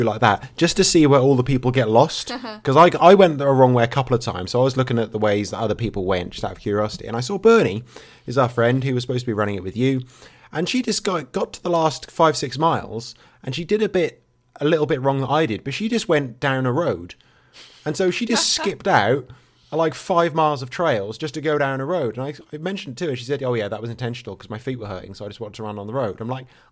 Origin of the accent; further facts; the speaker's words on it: England, United Kingdom; I'm English